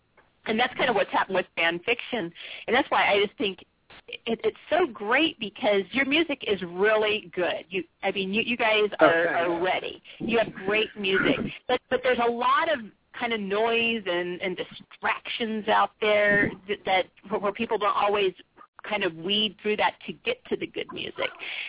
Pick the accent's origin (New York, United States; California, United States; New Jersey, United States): California, United States; San Diego; I'm from San Diego.